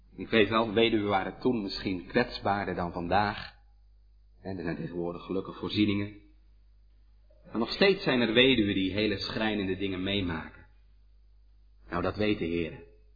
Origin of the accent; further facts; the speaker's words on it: Hedel, Gelderland, Netherlands; Bij ons in Hedel